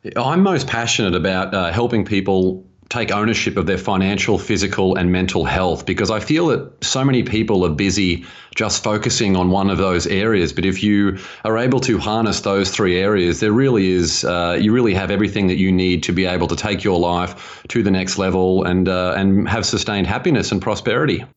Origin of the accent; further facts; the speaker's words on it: Australia; moved away as an adult; now in United States; I grew up in Australia and spent a decade in financial planning out there and moved to America about five years ago